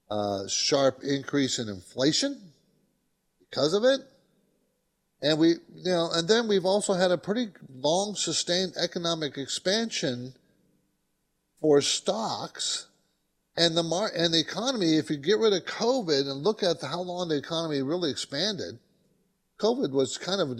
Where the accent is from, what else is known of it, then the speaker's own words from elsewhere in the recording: San Diego, California, United States; You know, I grew up in San Diego. People don't know that, but my dad was in the Navy and stationed in San Diego.